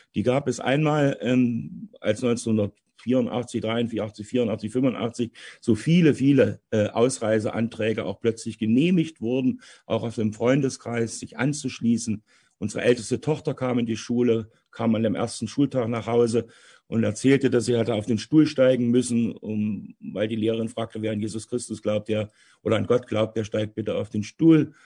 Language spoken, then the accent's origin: German; Halle, Saxony-Anhalt, Germany; moved away as an adult; also born or lived in Goldschau; Und geboren bin ich und aufgewachsen bin ich in Halle